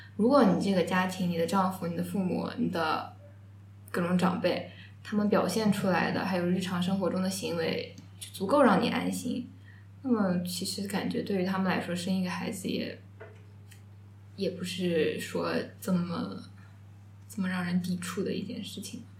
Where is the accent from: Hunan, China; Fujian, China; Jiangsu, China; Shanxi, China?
Jiangsu, China; Changzhou; 我家是常州的嘛，但是我们江苏